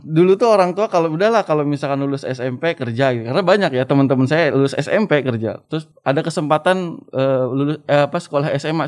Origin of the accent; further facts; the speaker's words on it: Subang, West Java, Indonesia; moved away as an adult; also born or lived in Cianjur; orang kampung, eh, dari kampung kecil di Subang